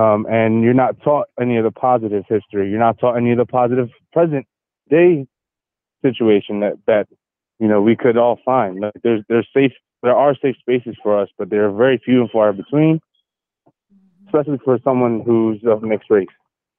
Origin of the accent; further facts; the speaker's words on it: Philadelphia, Pennsylvania, United States; Because as a Black man, and especially growing up in Philly, you have to know how to defend yourself.